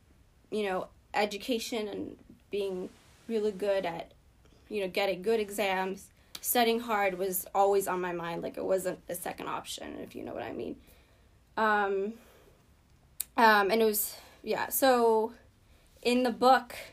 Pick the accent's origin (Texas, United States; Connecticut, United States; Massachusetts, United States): Massachusetts, United States; Boston; born or raised there; English is a second language; also born or lived in Ethiopia